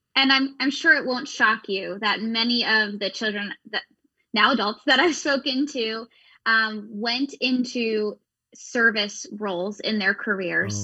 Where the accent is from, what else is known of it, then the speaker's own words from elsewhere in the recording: Pennsylvania, United States; we grew up in Pennsylvania